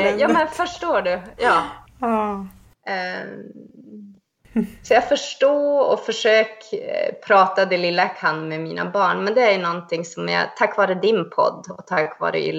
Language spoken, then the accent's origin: Swedish; Sweden; Och när folk säger, ja men du är ju svensk, nej jag är same.